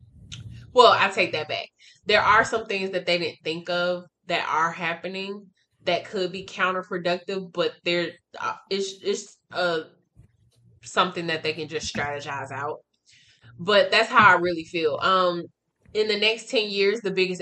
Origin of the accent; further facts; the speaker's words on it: Atlanta, Georgia, United States; moved away; I'm from Atlanta. I don't live in Atlanta anymore, but I'm from Atlanta, Georgia